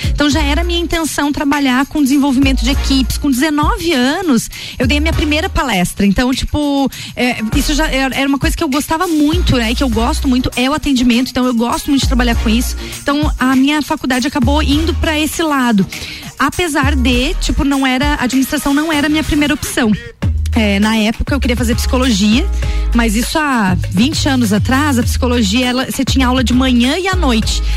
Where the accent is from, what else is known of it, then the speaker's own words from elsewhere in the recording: Lages, Santa Catarina, Brazil; Sou nascida e criada em Lages